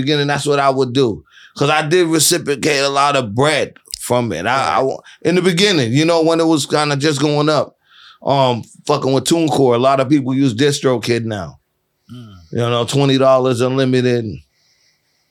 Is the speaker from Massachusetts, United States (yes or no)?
yes; Boston, Massachusetts, United States; I'm from Boston